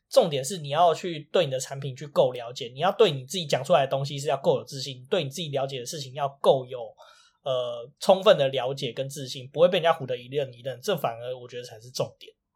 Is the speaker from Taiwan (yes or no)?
yes; Taiwan; 所以说也不方便我们台湾人去多 讲一些什么或什么的